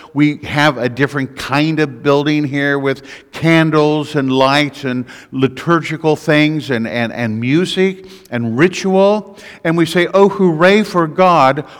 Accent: United States; also born or lived in Missouri; I'm an American.

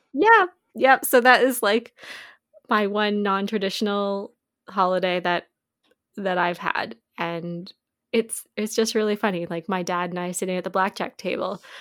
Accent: Canada; we're from Canada

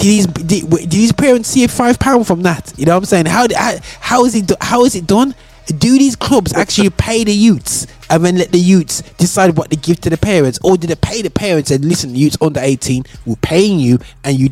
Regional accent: Birmingham, West Midlands, United Kingdom; I grew up in Great Barr, but all I was in Handsworth every week playing football

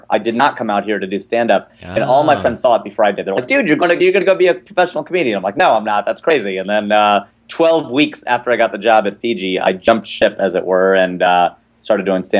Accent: Cincinnati, Ohio, United States; moved away as an adult; I turned 30. That's what happened, man. I born and raised in Cincinnati. I turned 30.

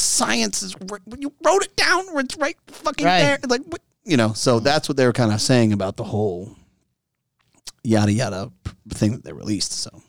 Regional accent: Pinar del Río, Cuba; I'm the Spanish director of the Cuban cigar. … I am from Pinot del Rio.

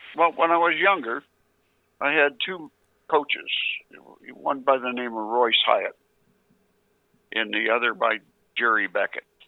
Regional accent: Canada; I'm a Canadian

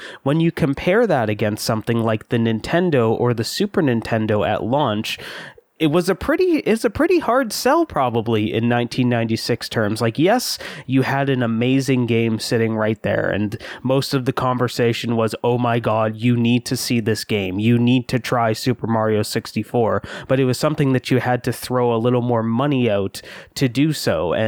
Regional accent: Canada; And I'm Canadian

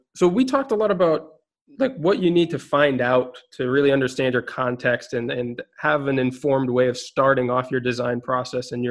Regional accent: Minnesota, United States; moved away; growing up in Minnesota

